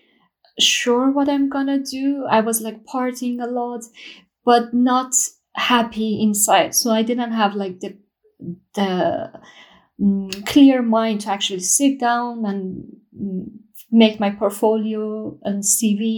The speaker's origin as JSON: {"language": "English", "town": "Shiraz", "region": "Fars", "country": "Iran", "moved": "as an adult", "lives_now": "Gothenburg, Sweden", "said": "I'm from Shiraz, Iran. I'm an architect and jewelry designer currently living in Sweden, Gothenburg"}